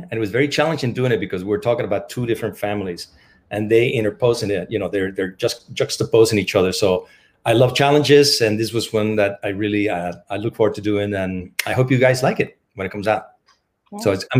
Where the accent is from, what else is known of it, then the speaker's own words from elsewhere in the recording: Mexico City, Mexico; moved away; I'm from Mexico originally, Mexico City.